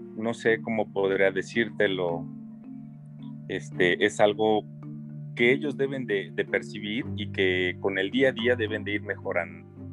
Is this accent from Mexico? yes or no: yes; Mexico; esa identidad propia que tenemos como mexicanos